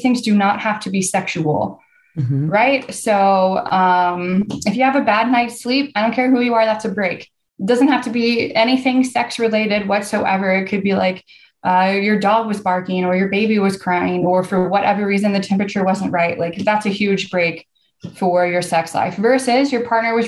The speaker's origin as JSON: {"language": "English", "region": "Texas", "country": "United States", "said": "I'm from the South, I'm from Texas"}